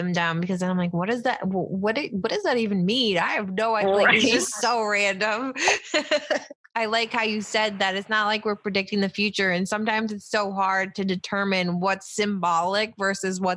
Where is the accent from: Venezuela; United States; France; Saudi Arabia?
United States; Finger Lakes, New York; now in New Jersey, United States; I grew up in New York State in the Finger Lakes.